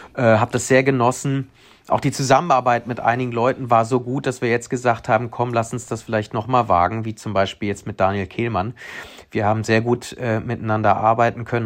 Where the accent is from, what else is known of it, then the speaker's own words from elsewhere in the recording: Cologne, North Rhine-Westphalia, Germany; also born or lived in Spain / Prenzlauer Berg, Berlin; now in Berlin, Germany; als Kölner und äh, Spanier